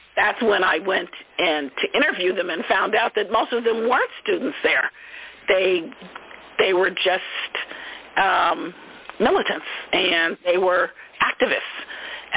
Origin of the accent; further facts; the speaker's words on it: Oakland, California, United States; I grew up with them in East Oakland